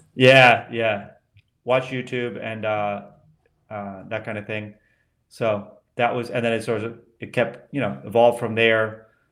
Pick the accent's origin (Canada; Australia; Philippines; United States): United States; Colorado; moved away; also born or lived in Washington, D.C. / Vermont / outside Denver; I grew up in Colorado and then Vermont